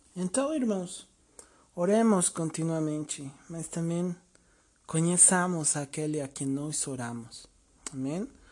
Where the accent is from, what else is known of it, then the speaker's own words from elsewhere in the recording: Mexico; eu sou mexicano, tenho 36 anos